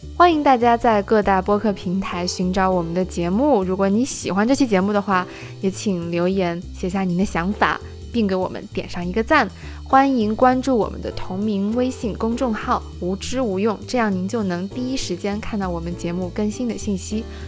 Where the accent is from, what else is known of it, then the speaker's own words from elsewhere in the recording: China; 我作为一个中国人